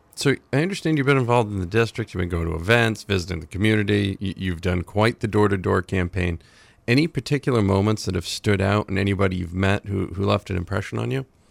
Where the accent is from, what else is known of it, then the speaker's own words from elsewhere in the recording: Dixfield, Maine, United States; I grew up on Hull Hill